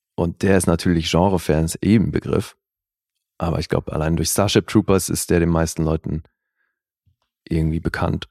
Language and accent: German; Switzerland; ich finde es als Schweizer